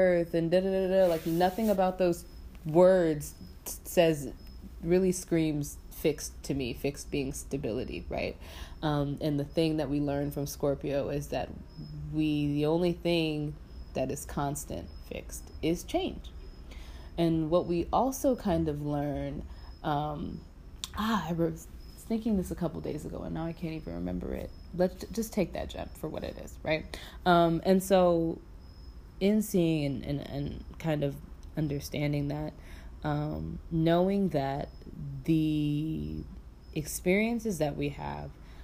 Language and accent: English; United States; as an American